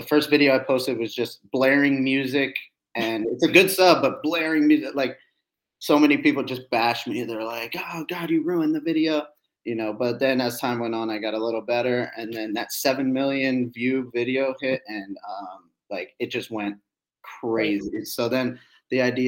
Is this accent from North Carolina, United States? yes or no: no; Annandale, Virginia, United States; also born or lived in Alexandria, Virginia; I grew up in Northern Virginia from Annandale, Virginia, and then / Alexandria.